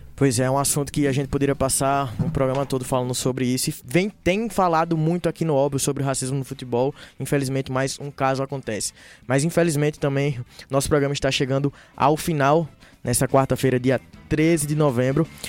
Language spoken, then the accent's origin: Portuguese; Northeast Brazil, Brazil; now in Belo Horizonte, Brazil; Eu como nordestino